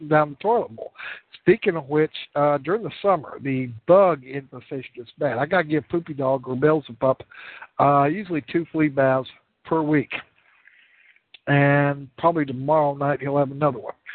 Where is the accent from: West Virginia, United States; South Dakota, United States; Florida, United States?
South Dakota, United States; central; She was born and raised just like I was in central South Dakota. So I tell people, I'm from the South. South Dakota, that is.